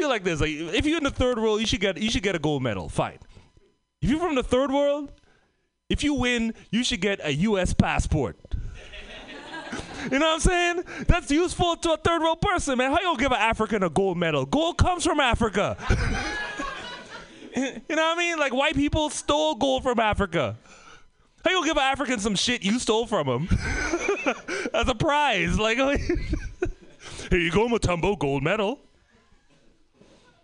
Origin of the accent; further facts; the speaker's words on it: Trinidad & Tobago; moved away; also born or lived in Oakland; I came from the Caribbean, Trinidad and Tobago